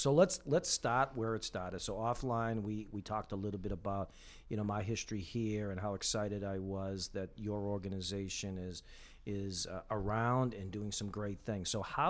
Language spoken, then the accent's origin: English; Winthrop, Massachusetts, United States; I'm from Winthrop, next door to Revere.